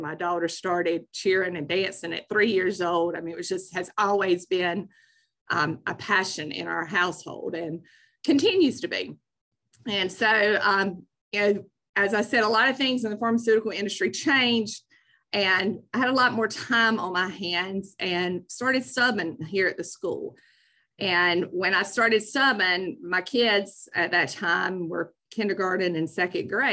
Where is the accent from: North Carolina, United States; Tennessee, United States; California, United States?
North Carolina, United States; Marshville; I grew up actually here in Union County, which is right next to Mecklenburg County, right outside of Charlotte, in a small town of Marshville